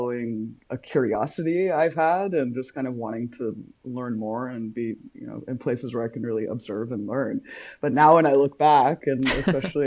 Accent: South Carolina, United States; I was born in South Carolina to, I was first generation Iranian. Both my parents are from Iran. And I was born and raised there.

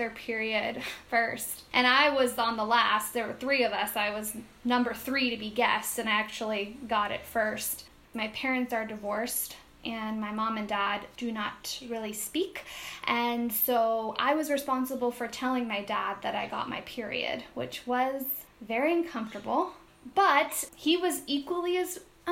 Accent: Redmond, Washington, United States; moved away as an adult; also born or lived in Seattle; now in Puerto Rico; I grew up in Redmond, which is where Microsoft was kind of born and started

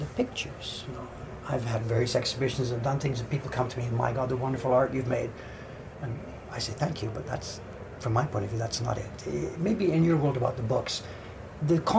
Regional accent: Canada; moved away as an adult; also born or lived in United Kingdom / Toronto, Canada; now in Tokyo, Japan; So I'm a Canadian. I'm a British-born Canadian, and I was living in Toronto.

